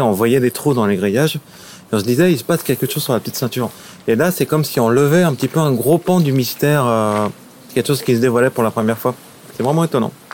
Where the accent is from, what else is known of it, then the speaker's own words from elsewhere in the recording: Paris, Île-de-France, France; je suis né, j'ai grandi à Paris.